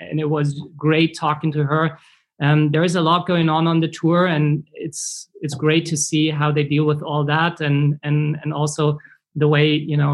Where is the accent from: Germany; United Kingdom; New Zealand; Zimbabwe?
Germany; growing up in Germany